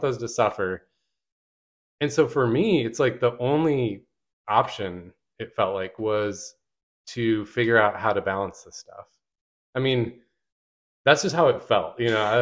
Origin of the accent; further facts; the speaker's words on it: Michigan, United States; moved away as an adult; now in Richmond, United States; I grew up in Michigan